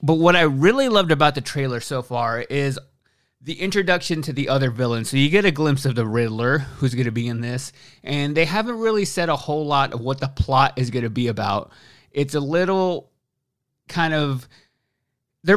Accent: Texas, United States; from the South like I am, I'm from Texas

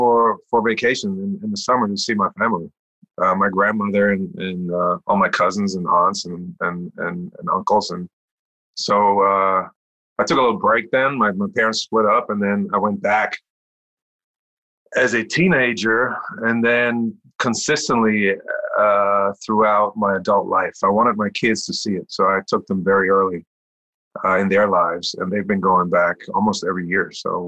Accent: Baden-Württemberg, Germany; now in Manhattan Beach, United States; Yeah, Heidelberg is about an hour north of where I'm from. I'm right by the Swiss border, all the way in the south, west, France.

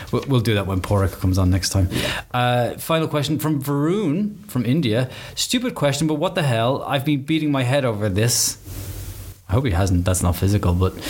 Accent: Ireland; accent: Irish; It's my Irish accent.

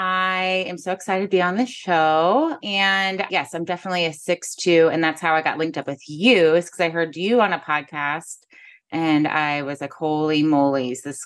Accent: Kirksville, Missouri, United States; now in St. Louis, United States; I grew up in Kirksville, Missouri. So it's about 4 hours north of St. Louis. My parents are from St. Louis.

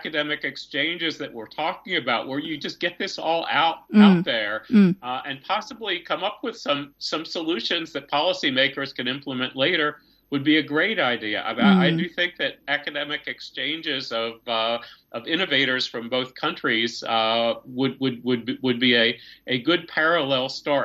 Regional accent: United States; I'm American and have been brought up in the economic system

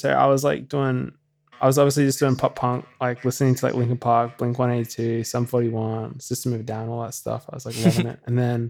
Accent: Brisbane, Queensland, Australia; So I'm from Brisbane.

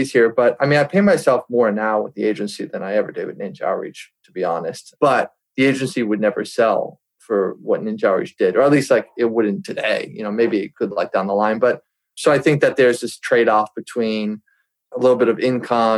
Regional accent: United States; I'm used to as an American

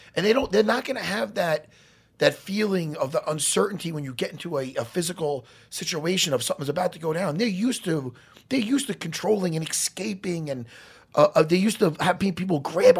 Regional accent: Long Island, New York, United States; I grew up on Long Island.

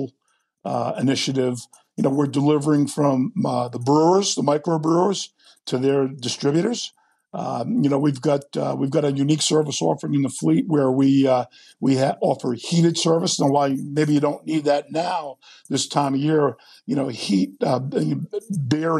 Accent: Rhode Island, United States; I'm originally from Rhode Island

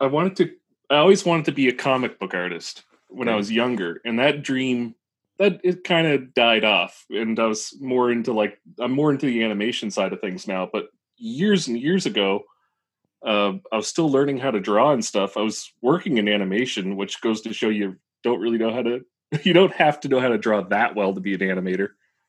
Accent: New Brunswick, Canada; now in Halifax, Canada; New Brunswick. I didn't move that far.

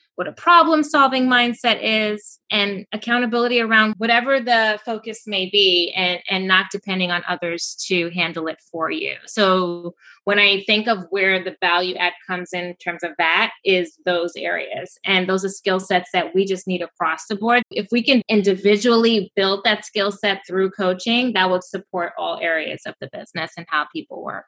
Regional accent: Kenya; now in New York City, United States; I'm going back to my home country this weekend, actually. I'm going to Kenya, Nairobi

